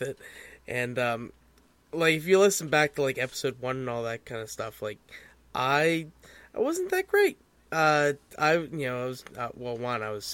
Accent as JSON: {"language": "English", "region": "Pennsylvania", "country": "United States", "said": "I hail from the Pennsylvanias of America"}